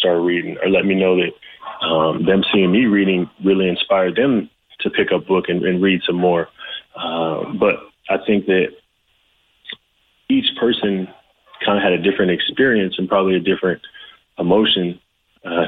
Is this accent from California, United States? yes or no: yes; the Valley, California, United States; as a young kid, you know, growing up in the Valley in California